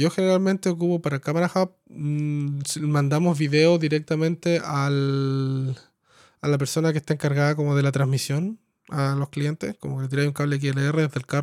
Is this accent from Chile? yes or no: yes; Coyhaique, Aysén, Chile; moved away as an adult; also born or lived in Santiago, Chile; Yo nací en Coyhaique, en Patagonia, al sur de Chile. ¿Y viviste allá? Oh, hasta, los, hasta los 18 y después me fui a estudiar sonido al Vipro en Santiago.